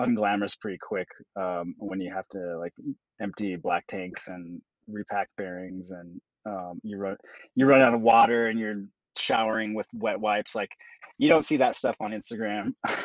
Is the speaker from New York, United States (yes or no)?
no; Jackson, Wyoming, United States; moved away; I grew up in Jackson Hole, Wyoming, and so I just grew up in the outdoors